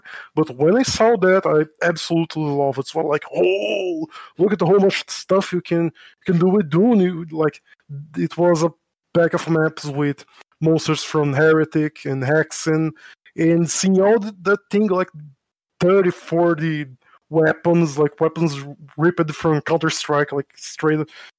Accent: São Paulo, Brazil; English is a second language; I am from Brazil. I live in São Paulo, and that's my hometown

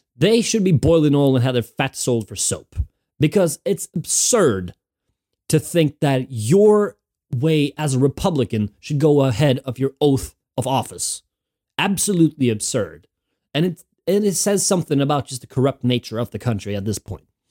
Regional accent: Norway; moved away as an adult; now in Winchester, United Kingdom; I'm from Norway, Hinga Dinga country

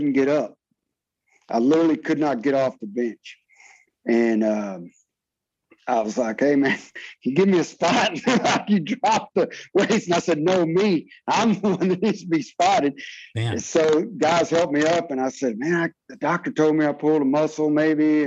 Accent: Fort Worth, Texas, United States; moved away; my hometown in Fort Worth, Texas

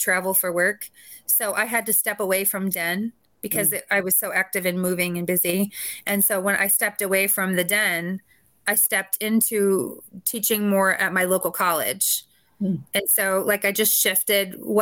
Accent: Chicago, Illinois, United States; I'm from the Chicagoland area

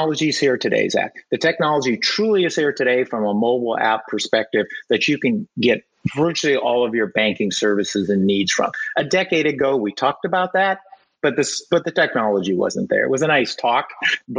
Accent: Central Valley, California, United States; I'm a native Californian, more specifically Central Valley

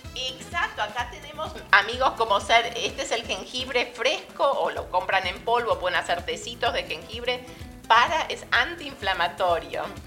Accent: Argentina; now in Phoenix, United States; como soy de Argentina, pero viví tantos años en Argentina

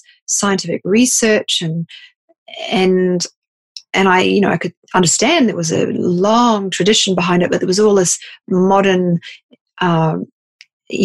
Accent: New Zealand; moved away as an adult; also born or lived in Sydney, Australia; I grew up in New Zealand, and had work experience, I moved to Sydney, Australia

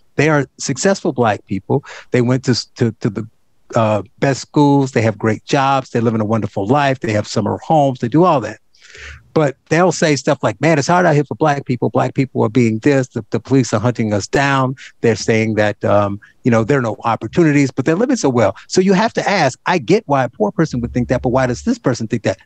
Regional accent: Gary, Indiana, United States; I grew up in Gary, Indiana

